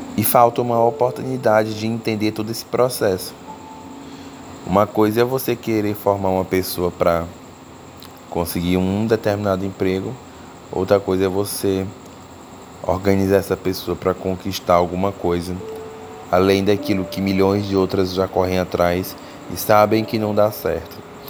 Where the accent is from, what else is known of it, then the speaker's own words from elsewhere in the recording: Teresina, Piauí, Brazil; é a minha cidade natal